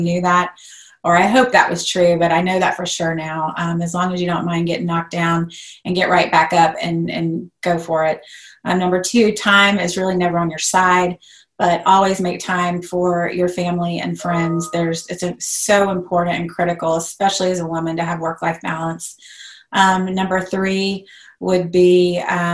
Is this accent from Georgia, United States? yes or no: yes; Atlanta, Georgia, United States; I am originally from Atlanta. I love Atlanta. I'm never leaving Atlanta